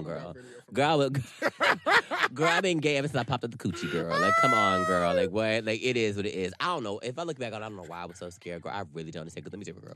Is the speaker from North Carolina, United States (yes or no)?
yes; North Carolina, United States; I was raised in North Carolina